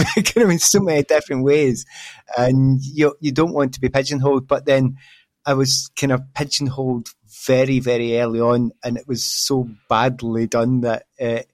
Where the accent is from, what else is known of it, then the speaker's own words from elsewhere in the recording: Glasgow, Scotland, United Kingdom; moved away as an adult; also born or lived in London; I came from Glasgow. You know, I was a student up there